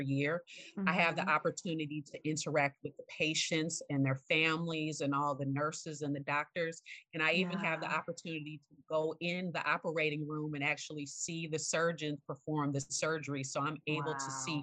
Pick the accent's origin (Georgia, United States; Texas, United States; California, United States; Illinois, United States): Illinois, United States; Evanston; also born or lived in Carbondale, Illinois / Chicago; my family and I moved to Evanston, Illinois, which is the suburb directly north of Chicago